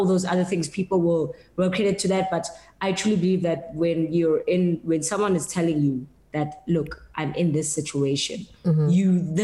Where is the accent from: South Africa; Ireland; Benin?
South Africa; as a South African